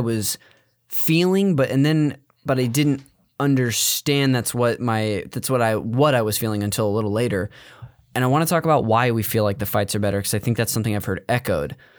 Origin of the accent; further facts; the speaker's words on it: Modesto, California, United States; I'm from Northern California, from Modesto